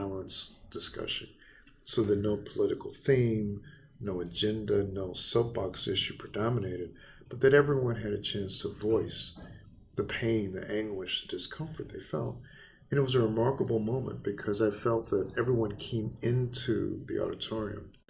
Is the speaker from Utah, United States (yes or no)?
no; Baton Rouge, Louisiana, United States; moved away; in Louisiana, my hometown, Baton Rouge